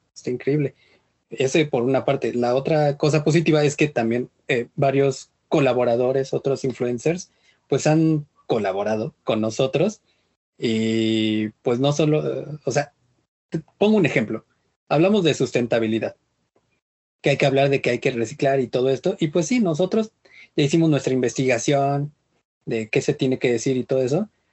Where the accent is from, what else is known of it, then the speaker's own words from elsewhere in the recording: Mexico; somos mexicanos